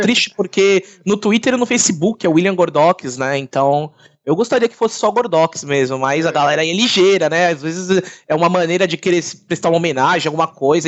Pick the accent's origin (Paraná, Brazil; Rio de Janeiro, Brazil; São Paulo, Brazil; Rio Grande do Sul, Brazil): São Paulo, Brazil; eu sou de Santana, Zona Norte